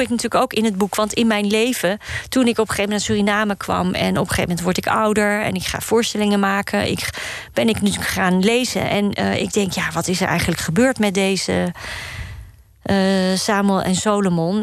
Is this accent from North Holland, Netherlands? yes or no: yes; Amsterdam, North Holland, Netherlands; Ik ben hier opgegroeid in Amsterdam-Osdorp